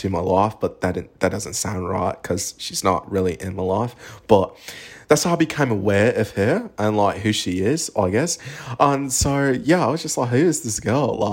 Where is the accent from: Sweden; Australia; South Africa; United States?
Australia; also born or lived in United Kingdom; I'm an Australian Brit, so like in Australia and the UK, our humor is very dry